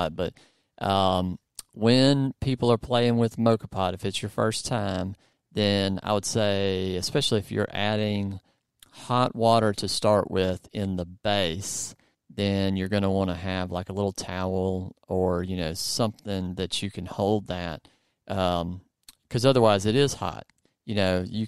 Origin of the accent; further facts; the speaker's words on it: the South, United States; accent: southern; my southern accent